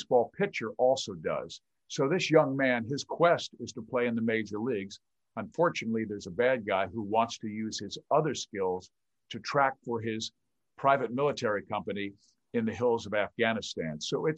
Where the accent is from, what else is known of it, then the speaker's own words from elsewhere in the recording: Kansas City, Missouri, United States; moved away; This is where I grew up. I'm from Kansas City. I grew up a Royals and Chiefs fan.